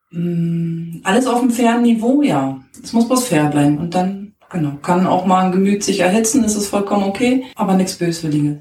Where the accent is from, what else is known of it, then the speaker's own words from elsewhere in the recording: Berlin, Germany; Ich bin in Berlin groß geworden